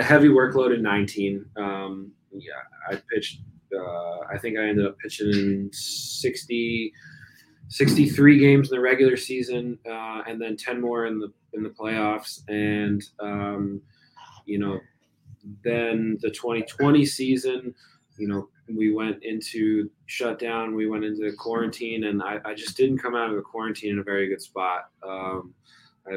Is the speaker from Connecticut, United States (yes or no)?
no; New Jersey, United States; moved away; also born or lived in Virginia; I grew up in New Jersey